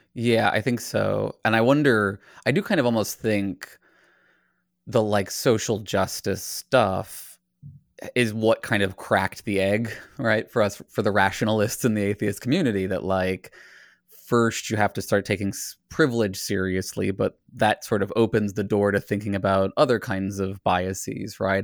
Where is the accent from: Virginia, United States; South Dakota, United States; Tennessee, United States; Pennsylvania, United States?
Virginia, United States; I grew up in Virginia where it was again, you know, the the DARE program approach to abstinence only education